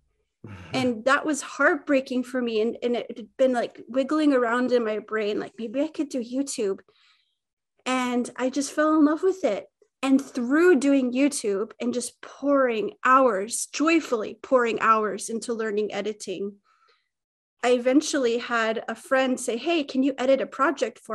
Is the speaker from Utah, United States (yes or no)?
yes; Utah, United States; now in Gotland, Sweden; I'm from Utah originally, and I live in Sweden, and a little island called Gotland.